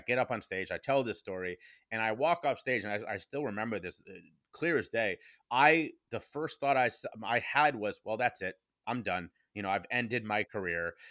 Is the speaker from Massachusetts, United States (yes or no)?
no; Cincinnati, Ohio, United States; my hometown of Cincinnati, Ohio